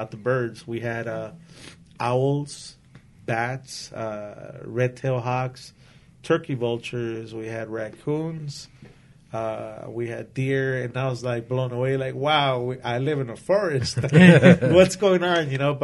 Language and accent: English; Los Angeles, California, United States; moved away as an adult; now in Whittier, United States; I moved here over 20 years ago, and this is my home. I grew up in East L.A.